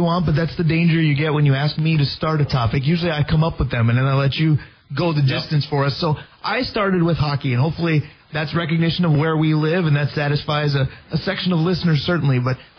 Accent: Minnesota, United States; I was just excited to have NBA basketball in my home state

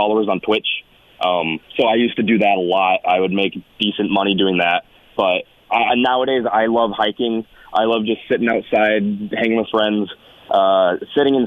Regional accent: Naperville, Illinois, United States; moved away as an adult; now in Tucson, United States; I'm actually from Naperville, Illinois, the Chicagoland area. Grew up there.

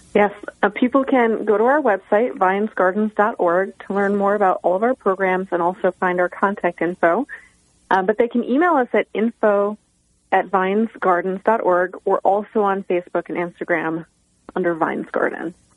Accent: Tully, New York, United States; my hometown of Tully, New York, um, small town between Cortland and Syracuse

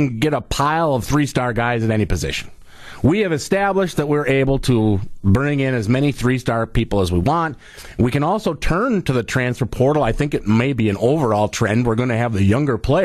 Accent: Reedsburg, Wisconsin, United States; born or raised there

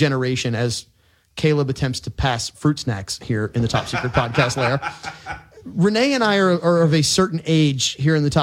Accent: Lake Pontchartrain area, Louisiana, United States; born or raised there

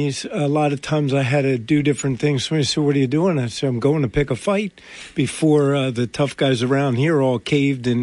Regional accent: Atlantic County, New Jersey, United States; born and raised in Atlanta County, third generation here

